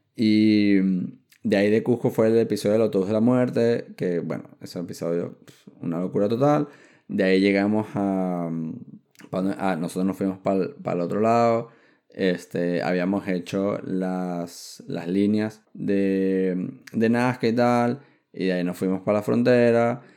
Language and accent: Spanish; Venezuela; moved away; yo salí de Venezuela como para ir a regresarme a, vivir a Colombia.